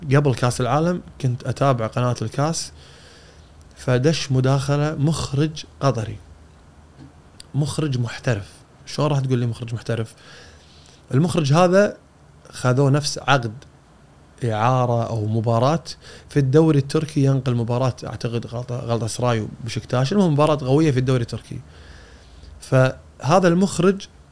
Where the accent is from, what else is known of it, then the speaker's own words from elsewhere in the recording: Kuwait; عندنا بالكويت